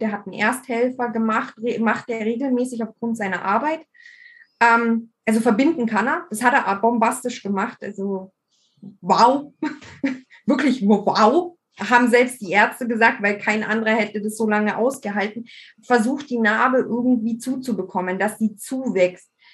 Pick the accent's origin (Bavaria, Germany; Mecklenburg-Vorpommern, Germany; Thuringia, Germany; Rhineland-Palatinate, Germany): Bavaria, Germany; bei uns in Bayern